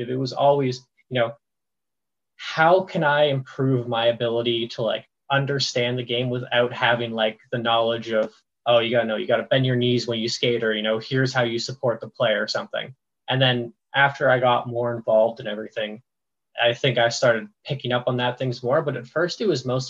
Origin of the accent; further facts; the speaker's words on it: Ontario, Canada; I grew up in the middle of Hockeyville, Ontario